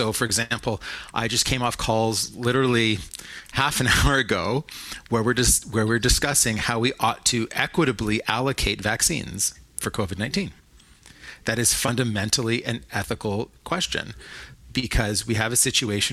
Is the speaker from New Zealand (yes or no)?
no; Toronto, Ontario, Canada; also born or lived in Montreal; I grew up in Toronto